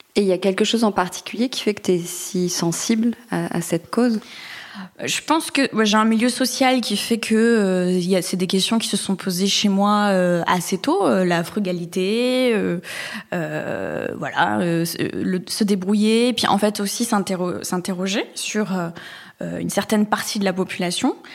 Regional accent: Bayonne, Nouvelle-Aquitaine, France; now in Marseille, France; je suis originaire et native de la côte atlantique. Je suis née euh, à Bayonne, plus précisément.

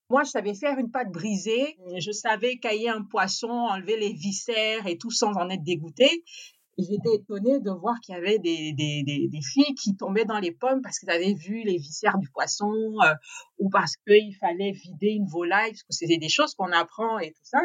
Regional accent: Gabon; moved away; also born or lived in France; je suis née en France pendant que mes parents étaient étudiants. Et euh, en fait, ils ont attendu ma naissance, qu'ils étaient en fin d'études, pour pouvoir rentrer définitivement au Gabon. Donc j'ai grandi euh, complètement au Gabon

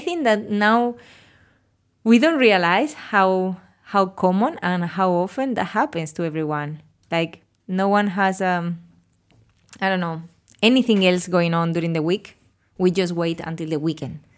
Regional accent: Spain; English is a second language; moved away as an adult; now in Australia; I'm from Spain and I'm thirty-four years old

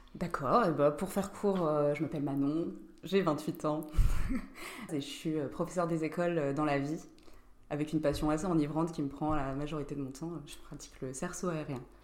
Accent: Nancy, Grand Est, France; on est tous de Nancy au départ. On était dans la même classe en terminale

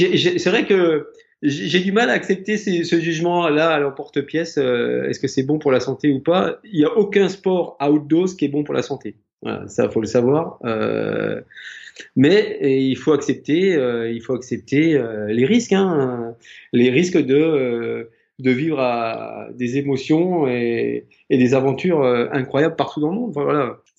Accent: Haute-Savoie, Auvergne-Rhône-Alpes, France; je suis originaire de Haute-Savoie

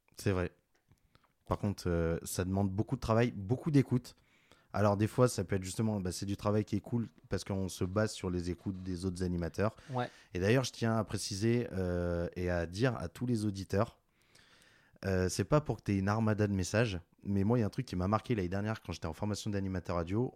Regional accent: Grenoble, Auvergne-Rhône-Alpes, France; je viens de Grenoble

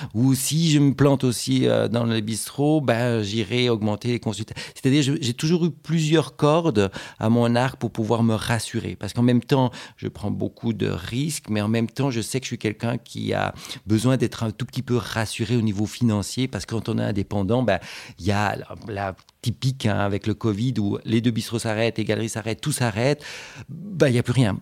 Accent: Switzerland; chez nous en Suisse

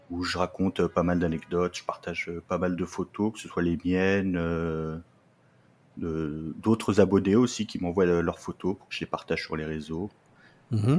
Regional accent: Lorraine, Grand Est, France; now in Troyes, France; je suis originaire, euh, de Lorraine

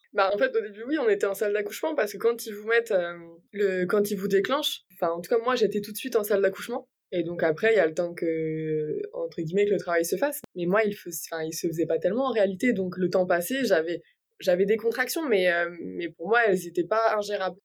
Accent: near Brest, Brittany, France; Je viens de Bretagne, plus précisément à côté de Brest

